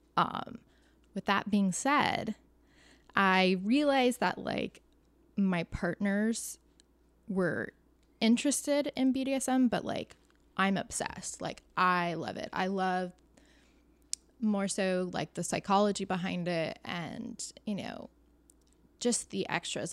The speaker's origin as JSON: {"language": "English", "area": "Orange County", "region": "California", "country": "United States", "said": "I'm from Orange County"}